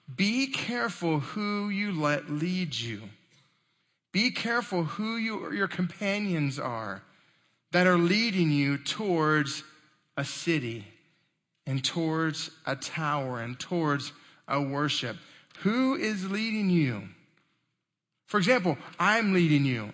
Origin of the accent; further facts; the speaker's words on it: Texas, United States; I'm from Texas and that's what we say